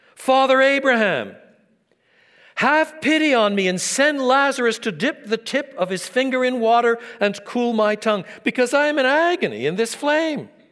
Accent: Quebec, Canada; I was brought up in French Canada

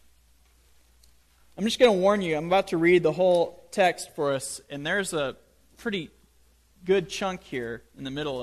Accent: United States; we Americans love to talk about faith

